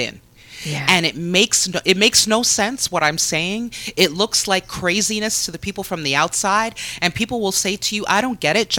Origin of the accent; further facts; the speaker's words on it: Canada; as a Canadian